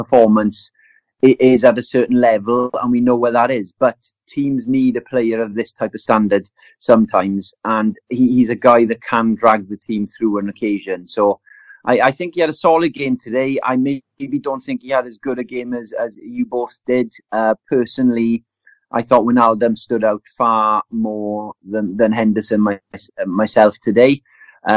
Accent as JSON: {"language": "English", "area": "Welsh", "region": "Wales", "country": "United Kingdom", "said": "I'm Welsh now"}